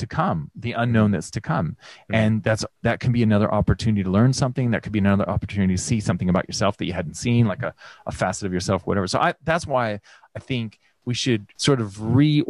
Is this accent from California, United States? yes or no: yes; California, United States; moved away as an adult; now in Australia; growing up in the United States, in particular in California